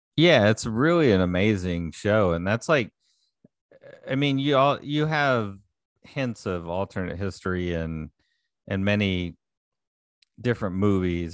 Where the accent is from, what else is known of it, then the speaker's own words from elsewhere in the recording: Houston, Texas, United States; growing up in Houston area